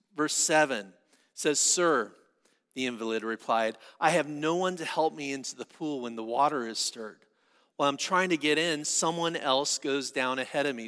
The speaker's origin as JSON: {"language": "English", "town": "San Diego", "region": "California", "country": "United States", "said": "I'm from San Diego"}